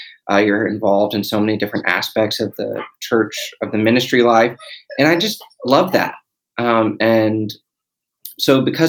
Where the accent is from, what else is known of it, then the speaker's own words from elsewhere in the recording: Dallas, Texas, United States; So Happy and I are both from Dallas, both grew up in the church. I grew up in the Presbyterian church